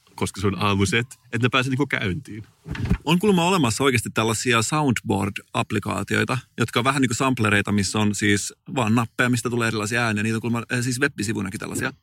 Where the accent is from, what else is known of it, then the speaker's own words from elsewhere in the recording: Turku region, Southwest Finland, Finland; mä oon Turun seudulta kotoisin